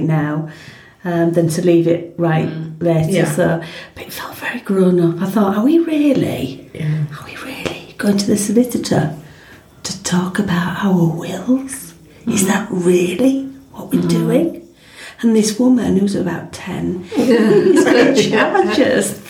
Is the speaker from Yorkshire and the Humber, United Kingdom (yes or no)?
yes; Yorkshire and the Humber, United Kingdom; as a Yorkshire woman